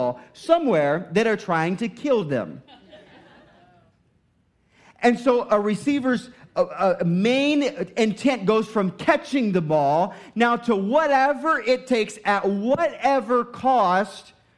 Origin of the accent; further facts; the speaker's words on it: Indiana, United States; moved away; I was from Indiana. We just played basketball.